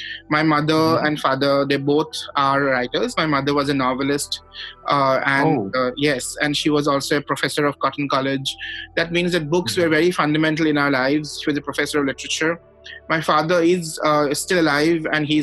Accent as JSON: {"language": "English", "town": "Guwahati", "region": "Assam", "country": "India", "said": "we are both from Guwahati"}